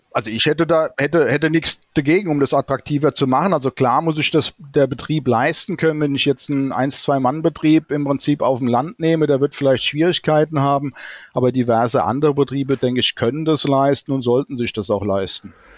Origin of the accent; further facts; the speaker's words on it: Hesse, Germany; bei uns in Hessen